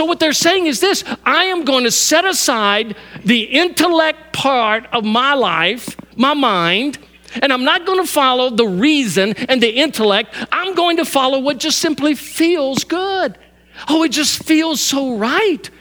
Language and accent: English; Louisiana, United States; moved away; My whole life I grew up hunting, and I grew up hunting in Louisiana, and I hunt here